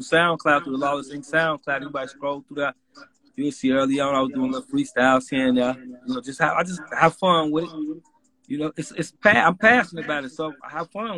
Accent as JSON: {"language": "English", "town": "Chicago", "region": "Illinois", "country": "United States", "said": "I'm from Chicago, in the city of Chicago"}